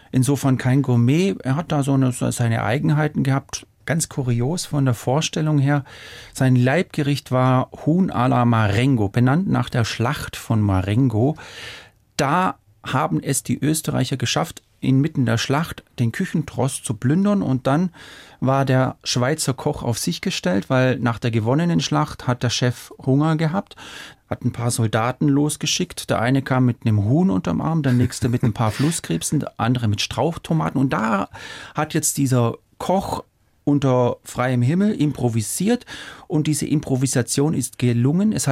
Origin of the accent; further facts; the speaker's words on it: Baden-Württemberg, Germany; ich komme ja aus Schwaben und da gibt es so einen Satz